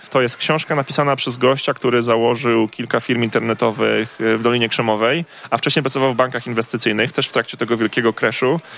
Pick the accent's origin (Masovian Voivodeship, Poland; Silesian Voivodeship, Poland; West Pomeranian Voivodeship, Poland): West Pomeranian Voivodeship, Poland; Koszalin; moved away; also born or lived in Poznań; Ja pochodzę z Koszalina